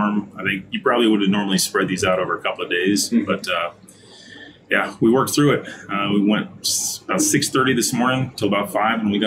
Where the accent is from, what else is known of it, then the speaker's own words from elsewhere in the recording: Minnesota, United States; now in Sheridan, United States; I'm from Minnesota